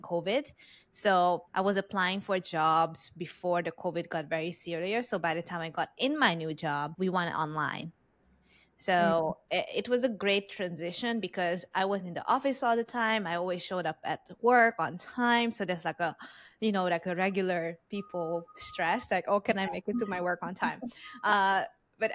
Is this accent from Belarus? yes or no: no; Hungary; English is a second language; moved away; I'm Hungarian Vietnamese, so I look Vietnamese, but I was born, raised in Hungary, and I learned English as a third or second language